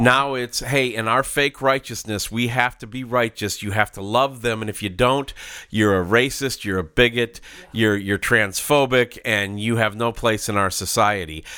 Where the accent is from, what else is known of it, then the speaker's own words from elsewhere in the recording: Minneapolis, Minnesota, United States; I grew up in Minneapolis